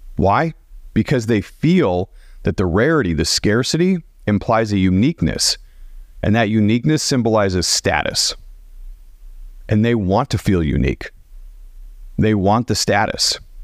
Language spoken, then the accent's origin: English; Portland, Oregon, United States; moved away as an adult; also born or lived in Dallas, United States; I grew up in Portland